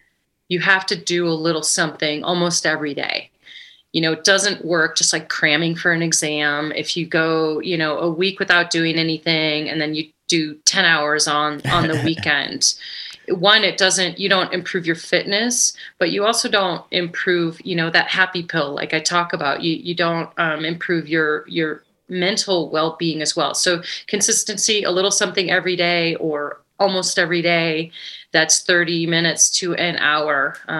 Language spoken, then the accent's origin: English; Ketchum, Idaho, United States; …'s Private Idaho is my gravel event in my hometown of Ketchum, Sun Valley, Idaho.